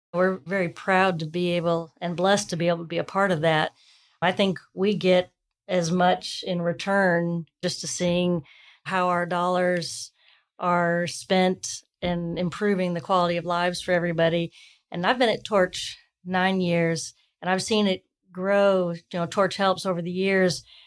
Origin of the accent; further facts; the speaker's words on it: St. Louis, Missouri, United States; now in Huntsville, United States; I grew up in St. Louis